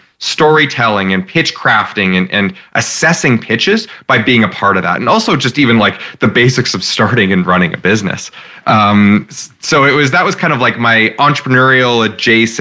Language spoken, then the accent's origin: English; Regina, Saskatchewan, Canada; I grew up in Regina. I'm from here.